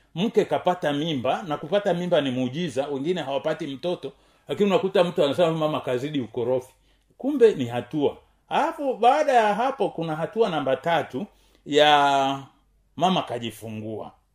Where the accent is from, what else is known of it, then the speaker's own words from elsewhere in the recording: Tanzania; kama mtanzania